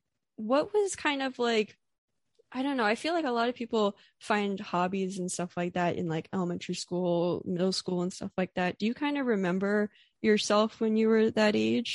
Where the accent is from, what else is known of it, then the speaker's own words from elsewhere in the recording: Pennsylvania, United States; also born or lived in Philadelphia; I'm from Pennsylvania in, mm-hmm. and I went to school in Philly, which is about like 40 minutes away from where I grew up.